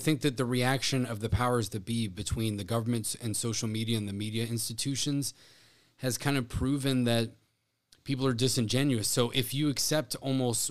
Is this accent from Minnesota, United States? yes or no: no; South Florida, United States; growing up in South Florida